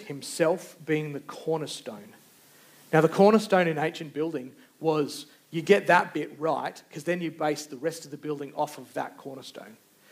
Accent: Australia; we put down our identity as being Australian

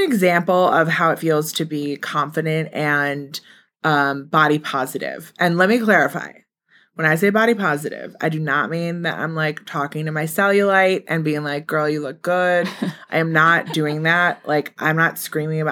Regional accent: Milwaukee, Wisconsin, United States; moved away as an adult; now in New York, United States; I'm from Milwaukee

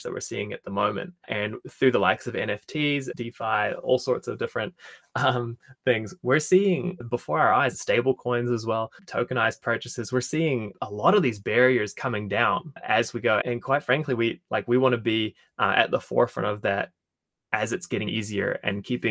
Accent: Invercargill, Southland, New Zealand; being from Invercargill

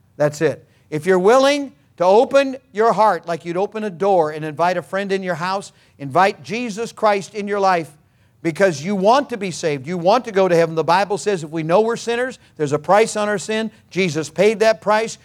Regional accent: California, United States; I was born in California. I'm a native of California

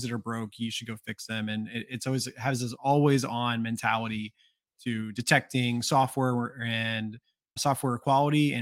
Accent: Georgia, United States; I'm from Georgia

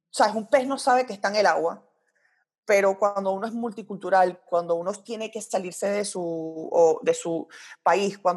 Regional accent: Royal Leamington Spa, West Midlands, United Kingdom; born there; aunque yo no soy de Inglaterra, nací en Inglaterra y puedo burlarme del acento inglés porque lo puedo hacer gracias a que mis papás me tuvieron ahí.

